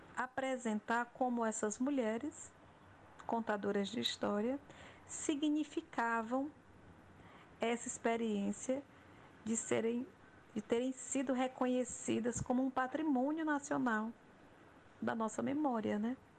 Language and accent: Portuguese; Crato, Ceará, Brazil; Eu sou da região do Cariri também, nasci na cidade do Crato.